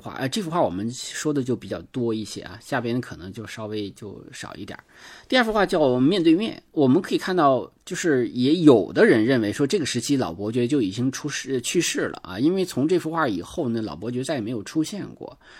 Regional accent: Northeast China, China; accent: Northeastern Mandarin; 我们东北话

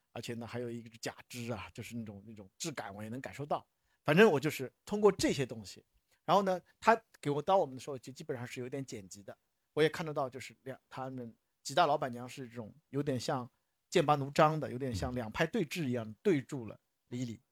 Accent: Shanghai, China; 我们从小在，在上海这个地界长大的人

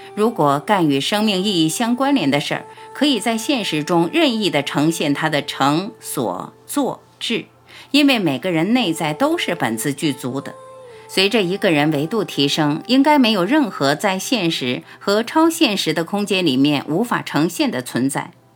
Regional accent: China; 我们中国人讲道义

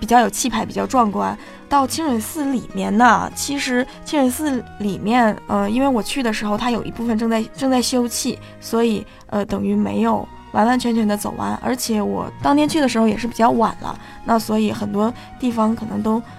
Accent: China; 对于我们中国人来讲

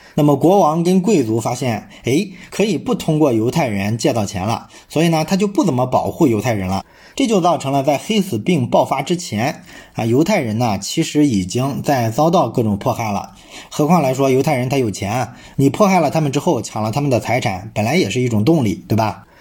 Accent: China; 这其实呢说明我们中国人在宗教上是一个非常宽容的民族

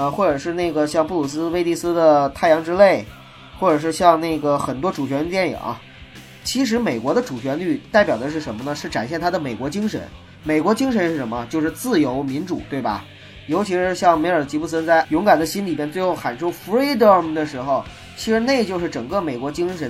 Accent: China; 每个人就是只要是在大陆成长的人，呃，九零后我不太清楚，但是七零后和八零后，我能很肯定的说，我们从小是接受爱国主义教育长大的

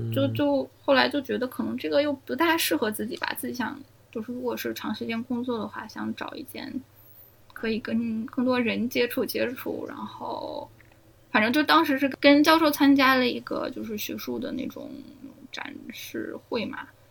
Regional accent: Germany; first language Chinese; moved away; also born or lived in China / United States / Australia; 我小时候在德国长大的嘛

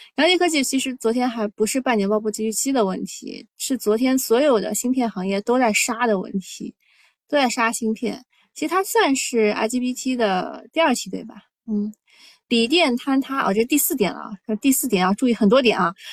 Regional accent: Shanghai, China; 我是上海人

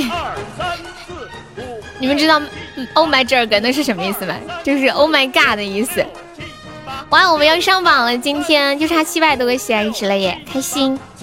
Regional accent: Nanchong, Sichuan, China; 我是四川的呀。就我们这里有一个米粉，很好吃，南充特产

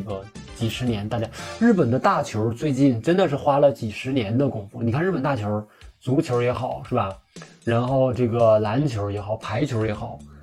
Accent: Northeast China, China; accent: Northeastern Mandarin; 我们东北话叫喘不住

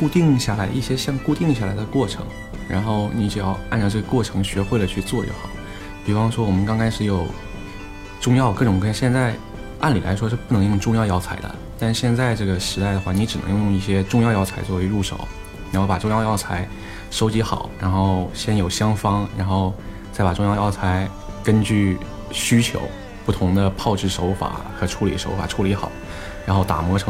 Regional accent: Xining, Qinghai, China; also born or lived in Hangzhou; now in Shenyang, China; 我们家是青海西宁的，

